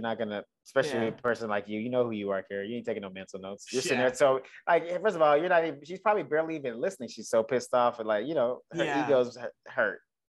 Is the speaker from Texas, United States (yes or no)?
yes; Dallas, Texas, United States; moved away as an adult; now in Los Angeles, United States; when I was doing stand-up in my hometown